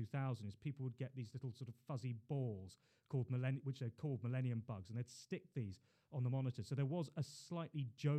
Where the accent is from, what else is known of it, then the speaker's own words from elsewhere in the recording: London, United Kingdom; also born or lived in Hull / China; I was born in Queen Mary's Hospital, grew up in Putney, went to school locally